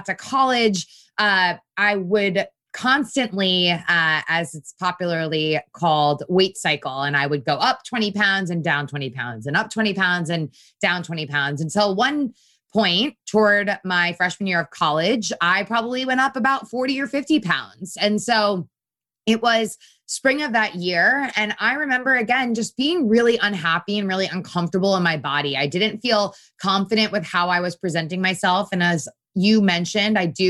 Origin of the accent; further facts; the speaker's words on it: Connecticut, United States; I grew up in a really wonderful household in Connecticut, an Italian household